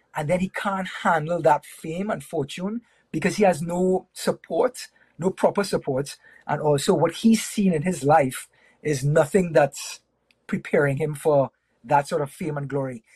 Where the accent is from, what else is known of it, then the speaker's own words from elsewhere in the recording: Trinidad & Tobago; I was I was born and raised in Trinidad and Tobago.